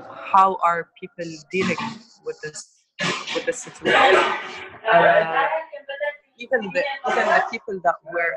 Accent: Tripoli, North Governorate, Lebanon; I'm from Tripoli.

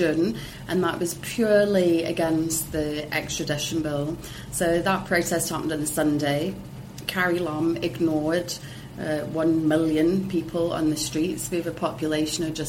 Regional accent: Hong Kong; I was raised in Hong Kong

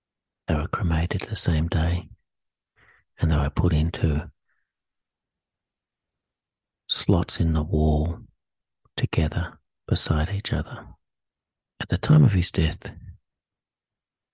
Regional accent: Sydney, New South Wales, Australia; I was born in Sydney, New South Wales, to a working class family

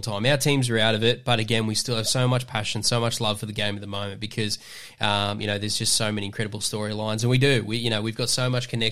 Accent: Queensland, Australia; the Queenslander

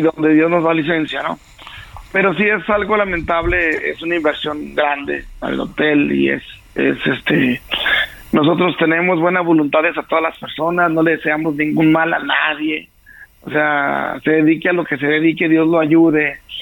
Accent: Jerez, Zacatecas, Mexico; also born or lived in United States; todos están aquí en, mi pueblo, en, mi estado

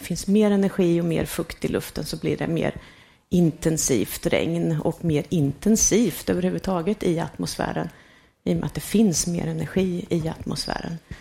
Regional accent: Värmland, Sweden; moved away; jag växte ju upp på 70-talet och då var det ju riktigt kallt eh, och mycket snö kommer jag från Värmland

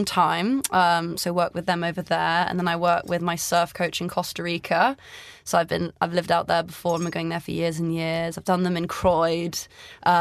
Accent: Greece; moved away; I grew up in Greece

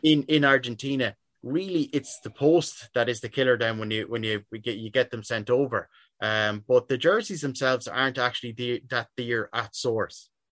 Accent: Sligo, Connacht, Ireland; I'm from Sligo myself

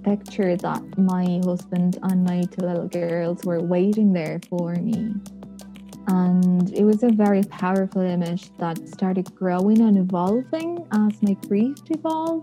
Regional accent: Buenos Aires, Argentina; moved away as an adult; now in Dublin, Ireland; I'm originally from Buenos Aires, Argentina

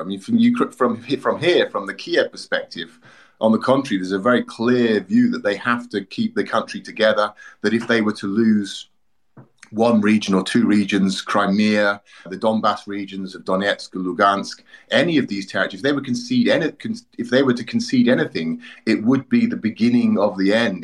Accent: United Kingdom; moved away as an adult; now in Ukraine; I'm British originally

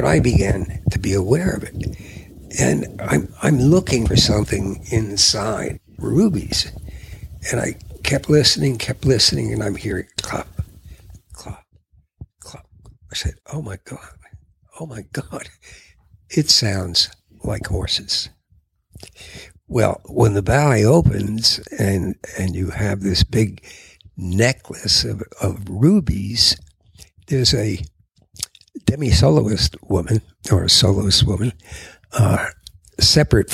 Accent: New York City, New York, United States; I grew up in Queens

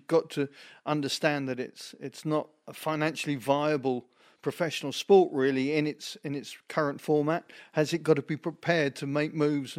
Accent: England, United Kingdom; Certainly as an Englishman.

